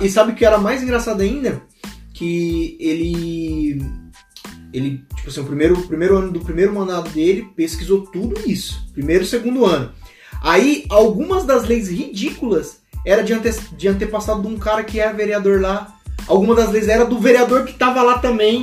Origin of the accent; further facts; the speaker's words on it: Brazil; A gente nasceu no Brasil, a gente é brasileiro